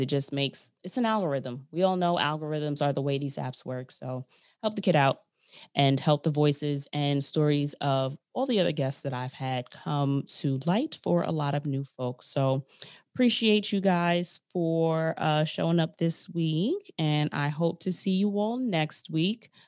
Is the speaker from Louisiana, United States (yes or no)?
no; New York, United States; I'm from New York